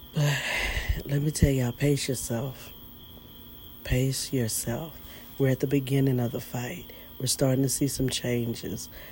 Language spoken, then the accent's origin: English; United States; we're just as American as you guys are